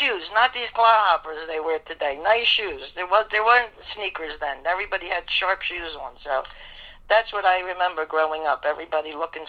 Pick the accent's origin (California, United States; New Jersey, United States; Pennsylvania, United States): Pennsylvania, United States; Philadelphia; Yeah. You know, I grew up in South Philly, across the street from Billy Carlucci and Jerry Blevitt. That's exactly where I 28th and Mifflin in South Philly.